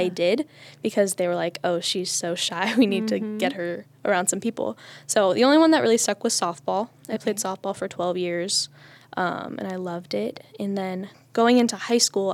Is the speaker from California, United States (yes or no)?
no; Mogadore, Ohio, United States; I grew up in the village of Mogador, which is this little place like right outside of Akron